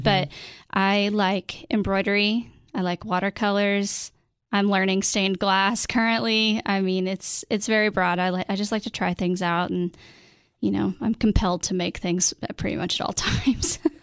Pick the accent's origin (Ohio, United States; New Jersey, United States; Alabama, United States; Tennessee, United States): Tennessee, United States; Cookeville; also born or lived in Nashville, Tennessee / Washington, D.C.; come back to my hometown